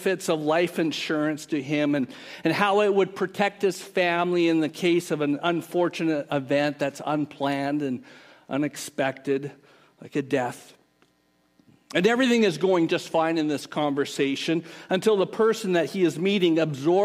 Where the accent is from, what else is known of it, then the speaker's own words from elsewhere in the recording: Canada; moved away; We grew up in Canada